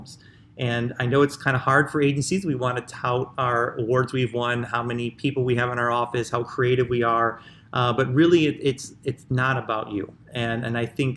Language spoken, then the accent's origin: English; Chicago, Illinois, United States; I'm from Chicago, which, you know, is the birthplace of house music